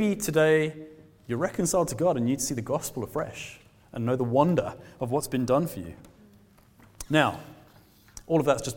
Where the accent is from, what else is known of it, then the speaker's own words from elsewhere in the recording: South Africa; now in Glasgow, United Kingdom; I'm a South African man